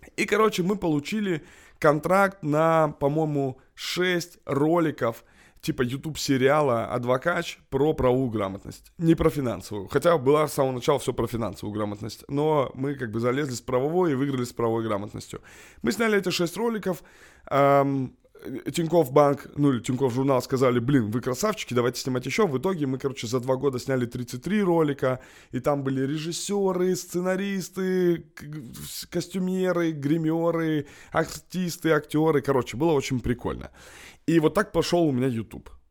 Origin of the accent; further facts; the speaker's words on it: Kamchatka Krai, Russia; now in Moscow, Russia; Я просто босяк, как бы с Камчатки, с Дальнего Востока